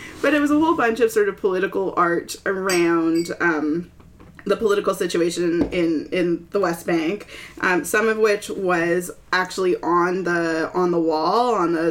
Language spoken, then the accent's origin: English; Toronto, Ontario, Canada; also born or lived in Peterborough, Ontario; I'm from Toronto, but I went to Trent